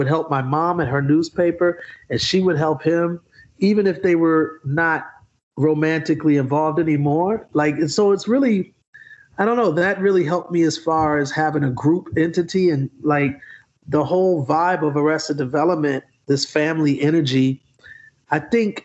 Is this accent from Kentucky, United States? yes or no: no; Milwaukee, Wisconsin, United States; moved away; also born or lived in Atlanta, Georgia; I grew up in Milwaukee, Wisconsin